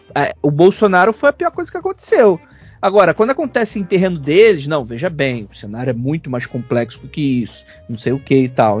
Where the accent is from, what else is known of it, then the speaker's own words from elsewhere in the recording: Rio de Janeiro, Brazil; eu sou carioca